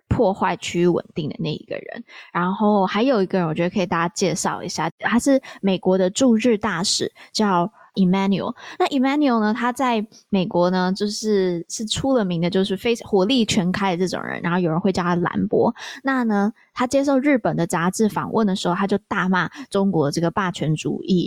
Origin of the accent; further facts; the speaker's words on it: Taiwan; 我从台湾来